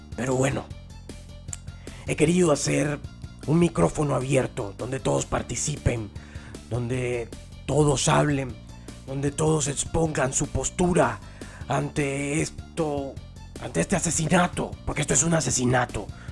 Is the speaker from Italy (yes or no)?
no; Colombia; como colombianos de bien